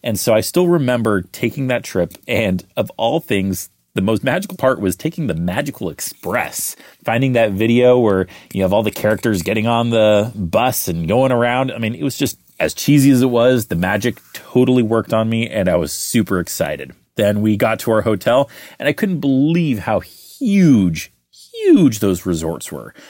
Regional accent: San Diego, California, United States; now in Orlando, United States; I grew up in San Diego, so I grew up going to Disneyland every year

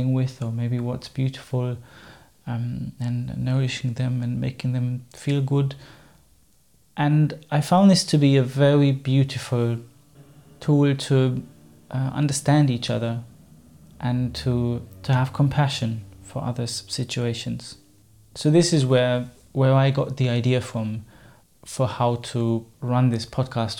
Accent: Germany; first language German; English is a second language; moved away as an adult; I'm obviously not a native English speaker. German is my mother tongue.

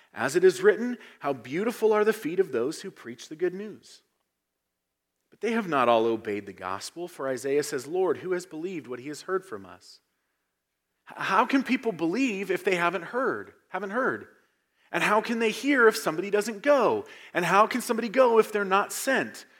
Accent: United States; our identity as Americans

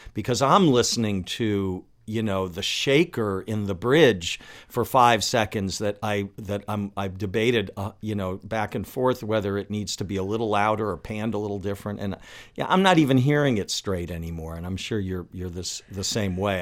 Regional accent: Washington, District of Columbia, United States; also born or lived in Los Angeles; now in Baltimore, United States; I moved here from, from Los Angeles, but I grew up in Washington, D C

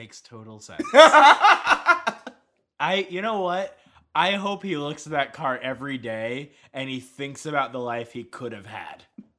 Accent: Tampa, Florida, United States; I grew up in Tampa, which is a much worse city.

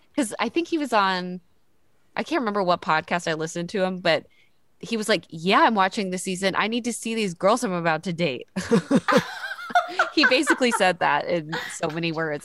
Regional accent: the South, United States; I grew up in the South

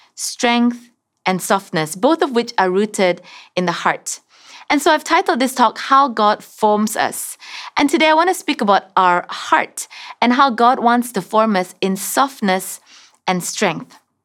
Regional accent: Sarawak, Malaysia; moved away; I'm originally from Sarawak

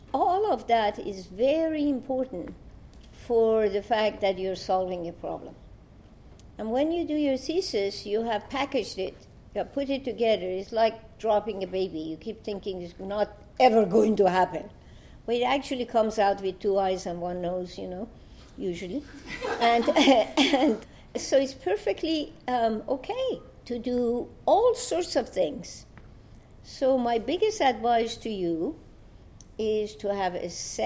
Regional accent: Iran; moved away as an adult; I come from Iran.

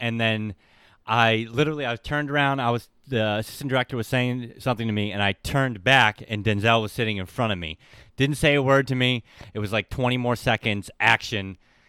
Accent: Boston, Massachusetts, United States; So I grew up in South Boston.

